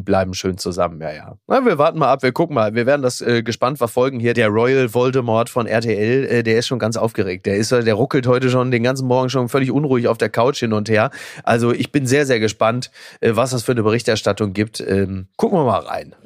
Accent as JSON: {"language": "German", "town": "Castrop-Rauxel", "region": "North Rhine-Westphalia", "country": "Germany", "tie": "born or raised there", "said": "aus meiner Heimatstadt Kastrop-Rauxel"}